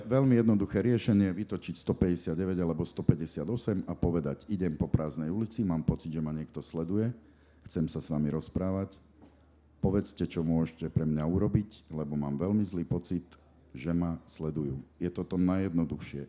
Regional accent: Košice, Košice Region, Slovakia; moved away as an adult; now in Bratislava, Slovakia; som Košičan a som na to hrdý

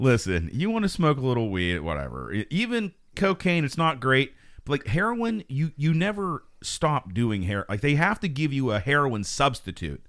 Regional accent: Fayette County, Pennsylvania, United States; I'm from Fayette County

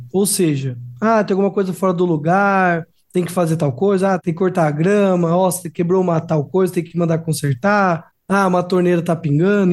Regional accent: Piracicaba, São Paulo, Brazil; also born or lived in Jataí, Goiás; eu sou nativo, então eu nasci aqui em Piracicaba

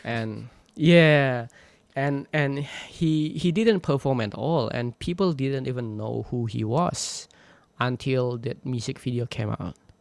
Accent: Indonesia; moved away as an adult; I was born in in Borneo in the jungle of Borneo. I grew up there, and I spent much of my childhood, like 18, the first 18, 19 years of my life there

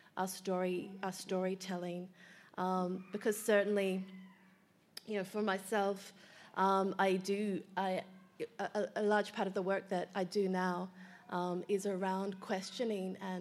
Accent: Melbourne, Victoria, Australia; So I was born in Melbourne to two migrant parents

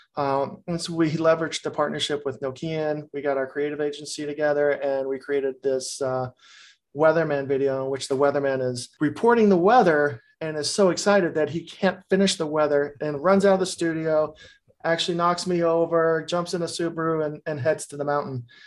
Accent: Texas, United States; also born or lived in Colorado; now in Vermont, United States; I'm from Texas

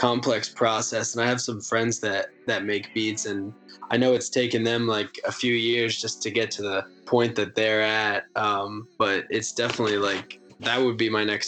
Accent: West Chester, Pennsylvania, United States; moved away as an adult; now in Philadelphia, United States; I grew up in Westchester, Pennsylvania, but I recently moved to Philadelphia.

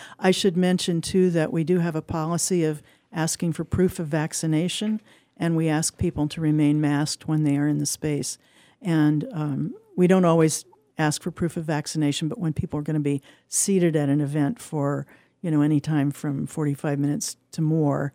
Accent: Indiana, United States; moved away; I grew up in Indiana

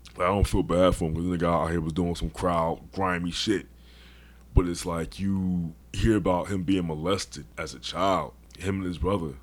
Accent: Philadelphia, Pennsylvania, United States; I'm from Philly. And we say dickheads.

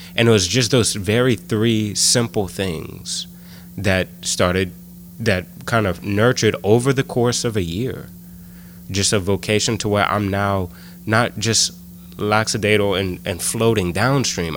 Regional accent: Scott, Louisiana, United States; I'm um, from Scott. Um, grew up very close to all my family. Uh, both sets of my grandparents lived in Scott

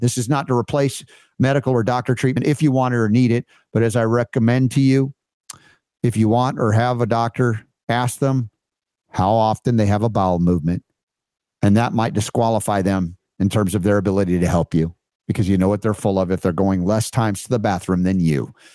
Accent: United States; here as an American

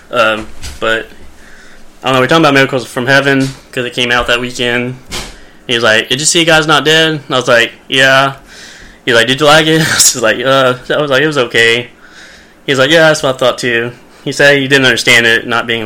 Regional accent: Arkansas, United States; because I'm from Arkansas

